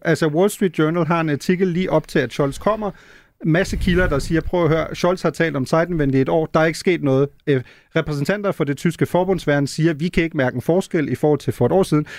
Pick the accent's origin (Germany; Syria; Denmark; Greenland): Germany; moved away; som tysker